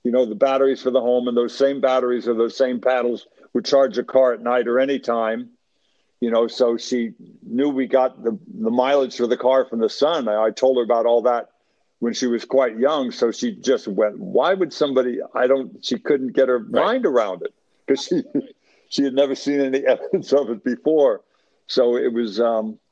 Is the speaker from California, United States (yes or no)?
yes; Los Angeles, California, United States; I grew up in Los Angeles in the 50s and 60s